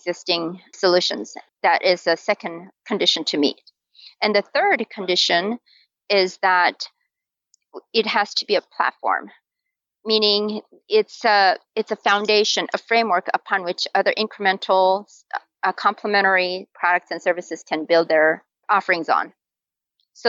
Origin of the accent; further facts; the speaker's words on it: South Korea; moved away as an adult; now in Utah, United States; I live in Utah, and I was born and raised in Korea. So I came here to go to school in college as a college student.